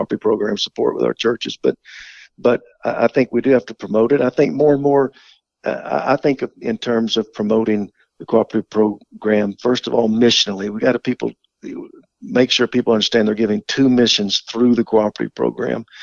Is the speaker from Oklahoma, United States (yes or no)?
yes; Oklahoma, United States; I grew up in Oklahoma